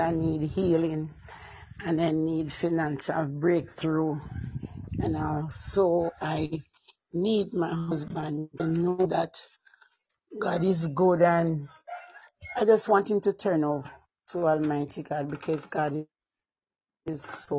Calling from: Jamaica

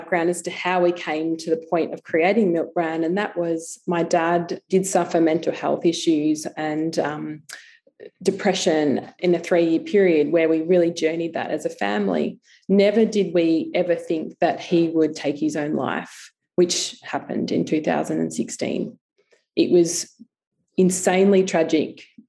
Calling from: Warragul, Victoria, Australia; I'm joining you from Gurnai Kurnai, which is in Gippsland, in a place called Warrigal, east of Melbourne.

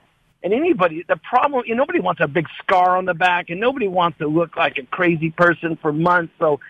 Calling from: California, United States; The Bay Area.

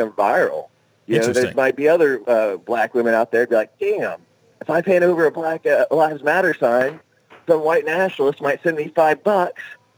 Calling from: Oklahoma, United States; from Oklahoma.

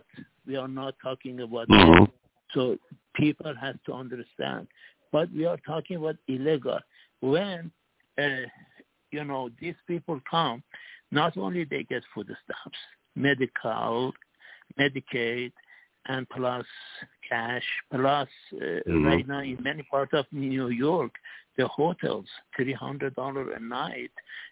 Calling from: Singapore; from Singapore.

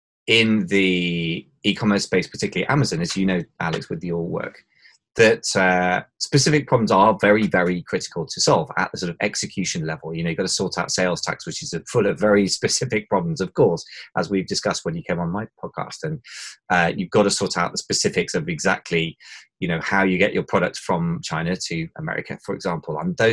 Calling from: London, United Kingdom; London, England, although I don't know where else London would find itself, but I always find that an entertaining introduction. But yeah, London, England.

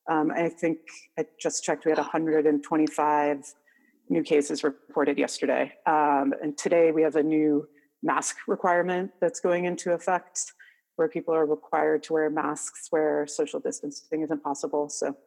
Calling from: Seattle, Washington, United States; Sure. Hi, I'm in Seattle, Washington.

